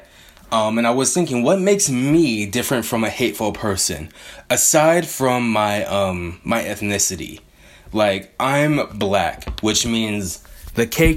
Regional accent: Bay Area, California, United States; I grew up in the Bay Area pre most of the gentrification

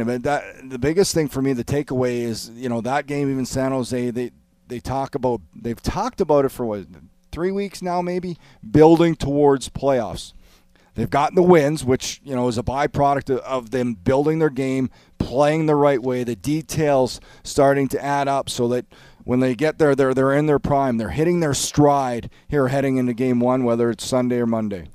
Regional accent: Canada; I know I'm Canadian

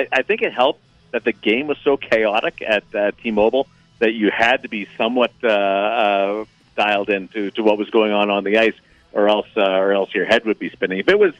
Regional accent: Manitoba, Canada; Well, he worked in Winnipeg, and I'm from Manitoba, so we're both big Bomber fans.

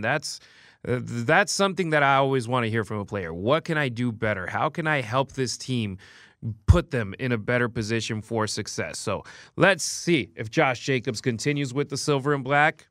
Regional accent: Los Angeles, California, United States; moved away as an adult; now in Las Vegas, United States; I moved in here, and I'm originally from Los Angeles

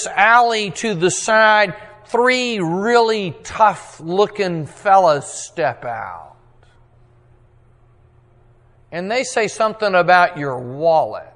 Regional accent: Texas, United States; I'm a Texan

